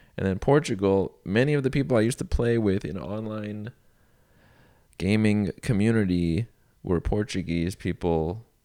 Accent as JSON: {"language": "English", "country": "Iran", "tie": "born or raised there", "moved": "yes", "said": "I was born in Iran, also known as Iran. Shout outs to my home nation of birth"}